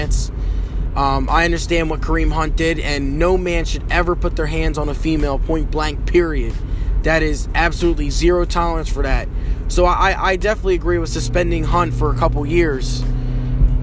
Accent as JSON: {"language": "English", "town": "Wilmington", "region": "Delaware", "country": "United States", "said": "I am from Wilmington, Delaware"}